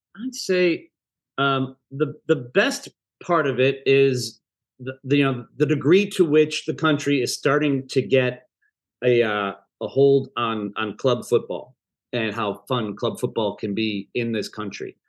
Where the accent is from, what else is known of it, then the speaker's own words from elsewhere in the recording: Chicago, Illinois, United States; I'm from Chicago